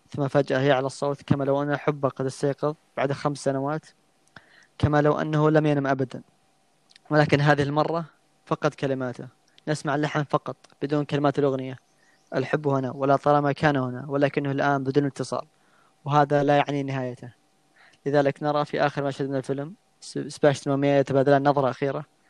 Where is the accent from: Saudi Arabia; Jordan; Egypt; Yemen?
Saudi Arabia; عندنا في السعوديه